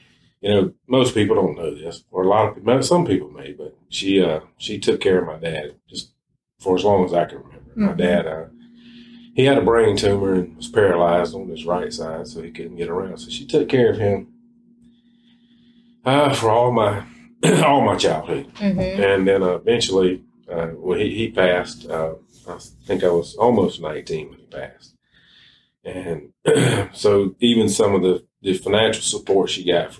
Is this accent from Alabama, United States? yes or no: yes; Poarch community, Alabama, United States; I grew up about a quarter mile from here